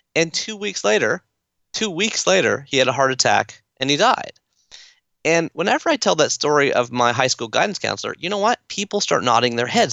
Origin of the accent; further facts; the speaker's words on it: Toronto, Ontario, Canada; I'm from Toronto, so I'm a fan of the Toronto Blue Jays